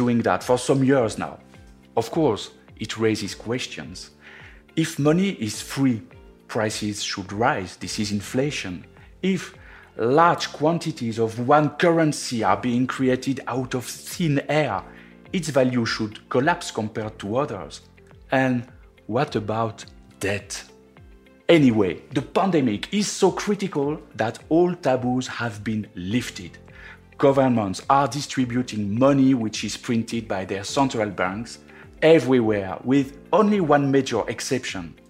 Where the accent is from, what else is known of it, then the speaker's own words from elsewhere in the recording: France; accent: French; English is a second language; moved away; my French accent